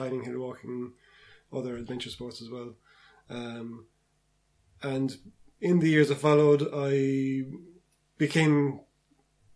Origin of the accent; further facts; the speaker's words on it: Cratloe, Munster, Ireland; I grew up in County Clare in Cratlow